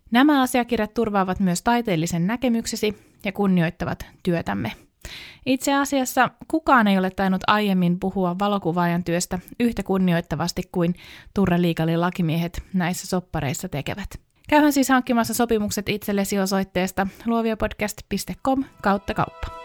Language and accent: Finnish; Helsinki, Uusimaa, Finland; Mä olen syntynyt Helsingissä naisten klinikalla